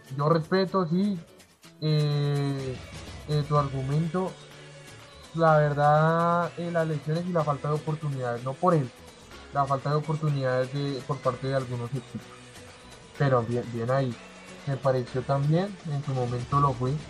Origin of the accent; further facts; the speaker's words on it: Colombia; como todo colombiano